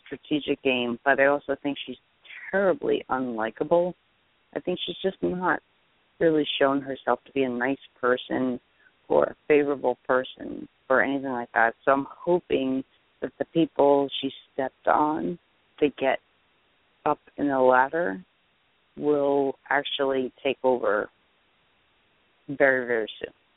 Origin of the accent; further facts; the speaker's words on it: New Jersey, United States; I'm from Jersey